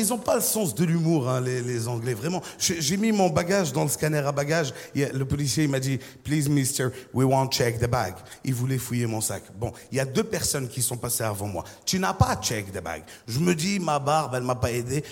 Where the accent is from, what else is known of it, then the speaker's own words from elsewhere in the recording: Côte d’Ivoire; Je viens de Côte d'Ivoire